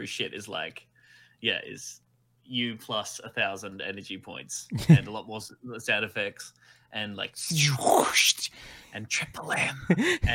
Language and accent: English; Warrnambool, Victoria, Australia; amateur musical theatre in my hometown of Warrnambool in country Victoria